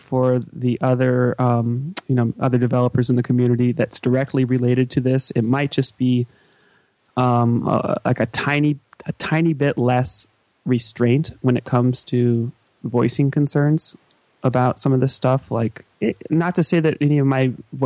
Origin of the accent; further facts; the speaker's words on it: United States; as an American